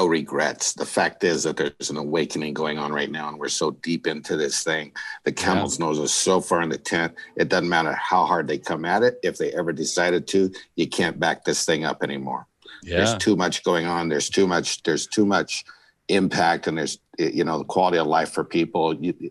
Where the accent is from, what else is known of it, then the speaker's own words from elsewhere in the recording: southern Alaska, United States; moved away; also born or lived in Bakersfield, California; I grew up in Alaska in a small town in southern Alaska.